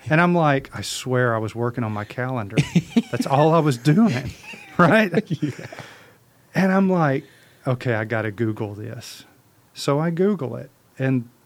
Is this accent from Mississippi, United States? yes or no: yes; Mississippi, United States; Let me put my real voice on here. I'm from Mississippi